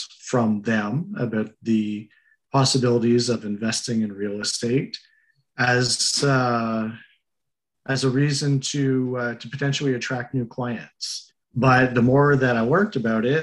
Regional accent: Montreal, Quebec, Canada; moved away as an adult; now in Cornwall, Canada; originally I am from Montreal, and I've been living out near Cornwall for about the last 12 years

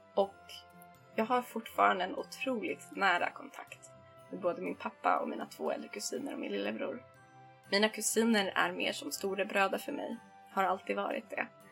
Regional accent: Stockholm, Stockholm County, Sweden; vi hemma i Stockholm brukade spendera helgerna i garaget där jag, min pappa och min lillebror

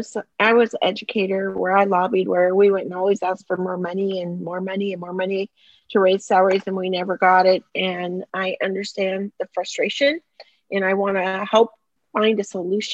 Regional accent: Whitefish, Montana, United States; moved away as an adult; also born or lived in Southern California / Washington; now in Nevada, United States; I grew up in Whitefish, Montana

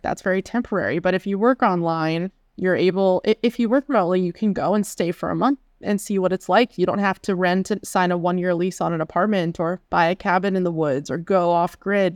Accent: Pittsburgh, Pennsylvania, United States; moved away as an adult; also born or lived in Seattle / Chicago; I'm from Western P A originally, the Pittsburgh area, and I went to college in the area as well

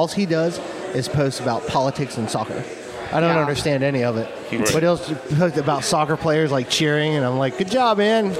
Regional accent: Manchester, New Hampshire, United States; born there; accent: New England accent; So, I didn't have my New England accent. I don't have that now.

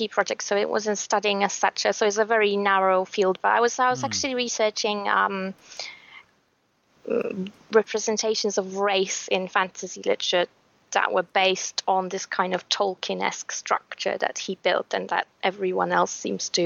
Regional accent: Poland; English is a second language

